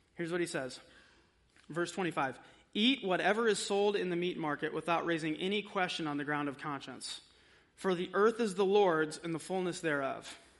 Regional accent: United States; we are American

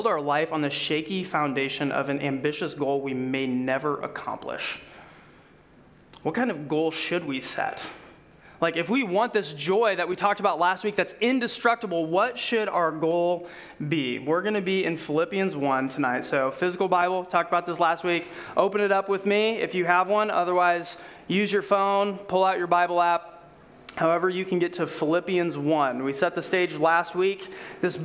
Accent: Iowa, United States; we're from Iowa

